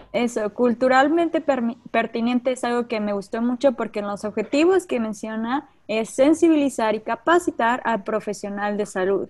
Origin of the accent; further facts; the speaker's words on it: Mexico; nuestra identidad cultural como mexicanos y como mexicanas